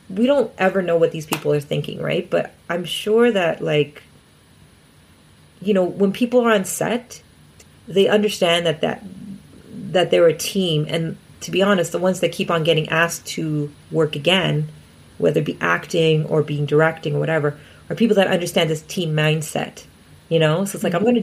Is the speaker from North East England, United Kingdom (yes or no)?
no; Scotland, United Kingdom; I'm Scottish.